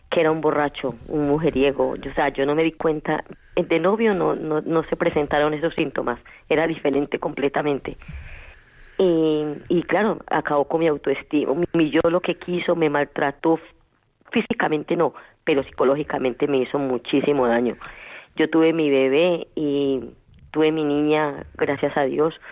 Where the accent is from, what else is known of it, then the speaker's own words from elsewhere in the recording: Colombia; pero yo no soy de acá, yo entonces en mi país, pues eh, eso era ya no estaba tan joven. ¿De dónde es, dice? Ah, de Colombia.